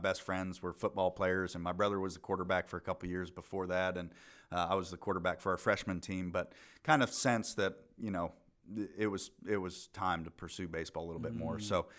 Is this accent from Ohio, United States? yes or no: no; Fountain, Colorado, United States; So I was born in Colorado Springs, Colorado. Grew up in a little town called Fountain, just outside of there.